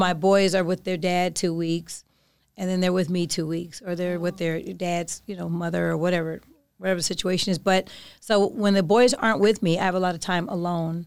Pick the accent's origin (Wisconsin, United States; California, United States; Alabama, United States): California, United States; Oakland; I'm from Oakland.